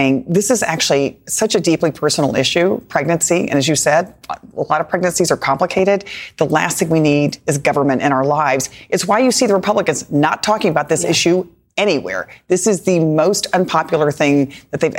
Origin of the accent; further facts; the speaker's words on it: Texas, United States; my home state of Texas